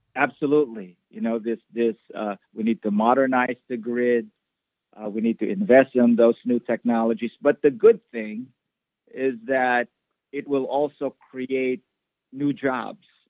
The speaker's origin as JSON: {"language": "English", "country": "Philippines", "tie": "born or raised there", "also_born_or_lived": "Iowa, United States / New York City, United States", "moved": "as an adult", "lives_now": "Chicago, United States", "said": "I was born there, but I grew up in the Philippines and did all of my schooling in the Philippines"}